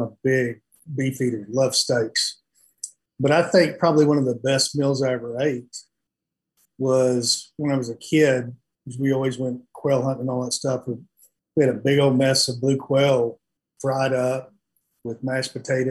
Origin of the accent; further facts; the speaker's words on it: West Texas, United States; I was growing up in West Texas